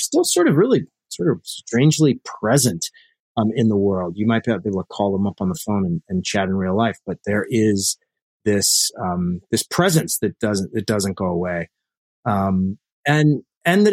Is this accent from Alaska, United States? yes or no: yes; Alaska, United States; I grew up in Alaska. We moved there when I was three